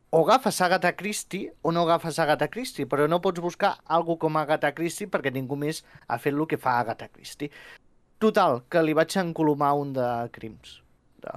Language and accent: Catalan; Figueres, Catalonia, Spain; also born or lived in Girona; jo sóc nascut a Figueres i vaig viure i fins als 18 anys